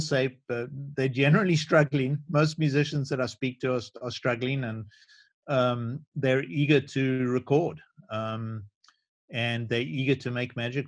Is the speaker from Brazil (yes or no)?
no; South Africa; moved away as an adult; now in United States; growing up in South Africa